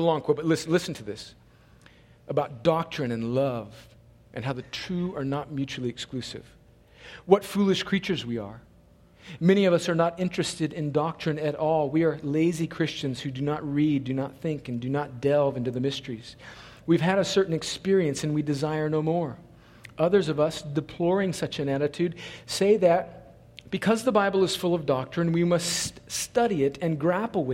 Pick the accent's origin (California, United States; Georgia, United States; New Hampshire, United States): California, United States; now in Columbus, United States; I'm not from here. I'm originally from another country called California